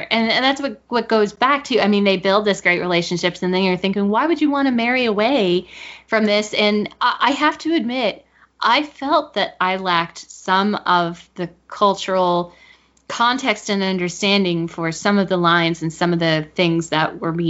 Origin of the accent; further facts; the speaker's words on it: United States; identifying myself with being an American